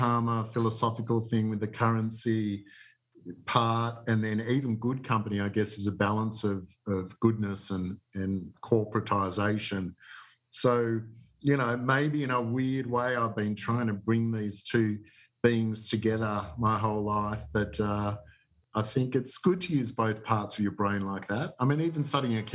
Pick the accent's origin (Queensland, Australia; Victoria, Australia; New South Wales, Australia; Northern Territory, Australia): Victoria, Australia; Melbourne; also born or lived in Hawthorn; I grew up in Borwon, North Borwon, pretty sort of middle-class upbringing